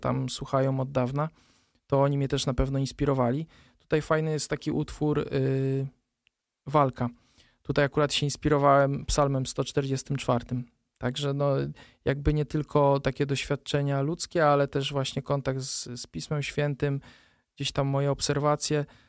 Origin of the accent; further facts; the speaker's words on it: Poland; pochodzę z palotyńskiej parafii Skutna, więc jakby to, że zawsze tam od małego się udzielałem